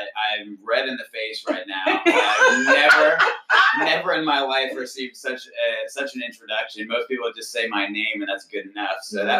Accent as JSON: {"language": "English", "region": "Connecticut", "country": "United States", "tie": "born there", "said": "I am not from Texas. I was actually born in Connecticut originally, and my family kind of moved around."}